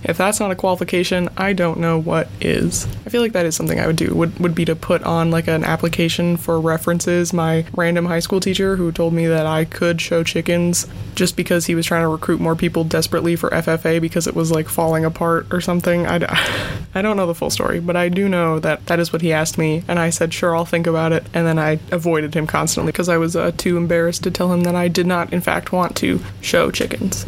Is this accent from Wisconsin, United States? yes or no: yes; Wisconsin, United States; I'm from Wisconsin